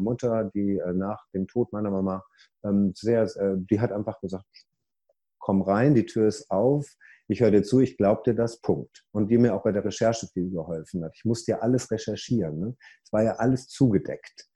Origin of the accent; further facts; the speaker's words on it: Ruhr area, North Rhine-Westphalia, Germany; moved away as an adult; now in United States; ich komme ja aus dem Ruhrpott, deswegen rede ich manchmal so